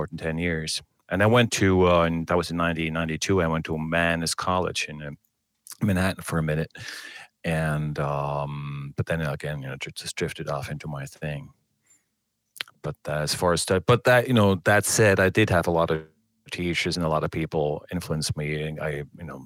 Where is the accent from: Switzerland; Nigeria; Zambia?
Switzerland; moved away as an adult; also born or lived in Bern, Switzerland / New York City, United States; now in Hamburg, Germany; I was born in Switzerland